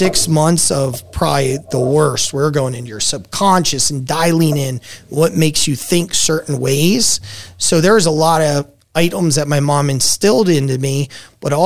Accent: New Jersey, United States; now in Las Vegas, United States; growing up in Jersey compared to Vegas, I would have never had that in Jersey.

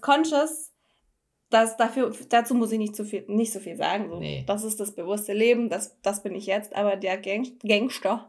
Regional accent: Filderstadt, Baden-Württemberg, Germany; also born or lived in Stuttgart; Geburtsort Filderstadt

